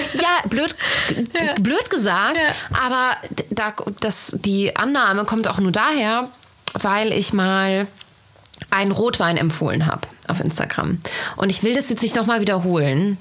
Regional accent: Bergisch Gladbach, North Rhine-Westphalia, Germany; Ich komme auch aus Bergisch Gladbach

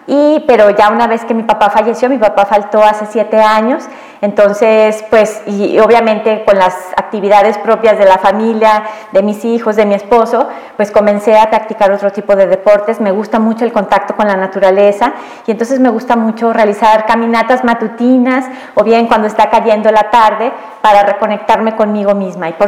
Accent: Aguascalientes, Mexico; born there; Mira, pues yo nací aquí en Aguascalientes, nací el 4 de agosto de 1971.

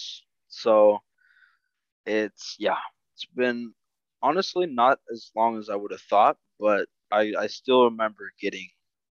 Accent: Costa Rica; now in United States; I am originally from Costa Rica, immigrated to the U.S.

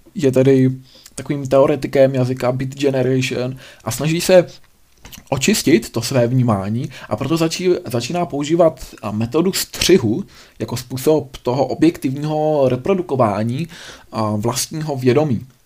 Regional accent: Czechia; u nás v Čechách

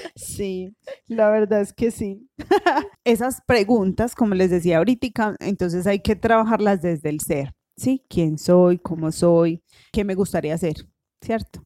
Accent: Colombia; en nuestra sociedad colombiana

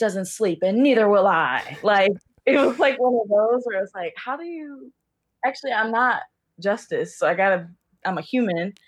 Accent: Cincinnati, Ohio, United States; now in Portland, United States; I'm from Cincinnati, and right now I'm living in Portland.

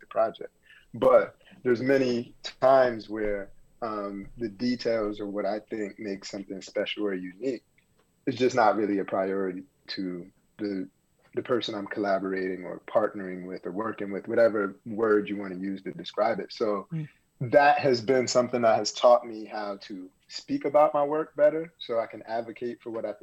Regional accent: Bloomfield, Connecticut, United States; moved away; also born or lived in Brooklyn, New York; I grew up in Connecticut, in Bloomfield, Connecticut

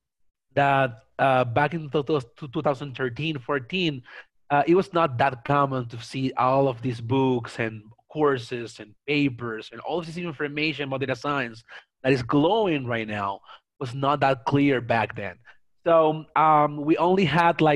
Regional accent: Venezuela; moved away as an adult; now in Mexico City, Mexico; I'm from Venezuela, by the way. I live in Mexico City. I've been here for the past 5 years

